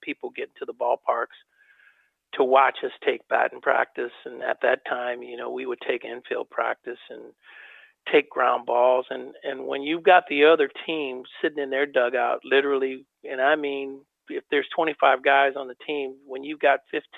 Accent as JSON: {"language": "English", "town": "Oakland", "region": "California", "country": "United States", "tie": "born or raised there", "said": "my hometown of Oakland"}